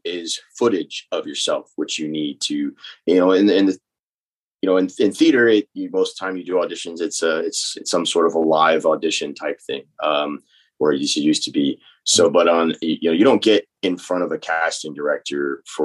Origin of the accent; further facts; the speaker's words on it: North Texas, United States; now in New Orleans, United States; I grew up in North Texas